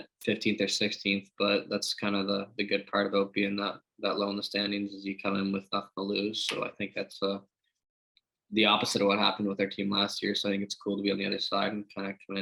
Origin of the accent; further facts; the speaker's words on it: Port Williams, Nova Scotia, Canada; I'm from Port Williams. It's 3 or 4 minutes from Wolf Hill.